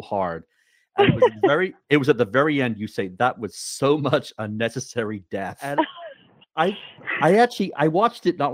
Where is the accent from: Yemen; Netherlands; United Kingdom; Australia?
United Kingdom; Wales; I'm originally from Wales